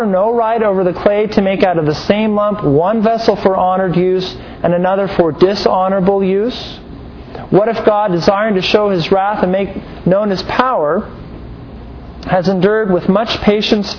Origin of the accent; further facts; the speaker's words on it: United States; we're very American-centric, aren't we? We think of our own culture, our own nations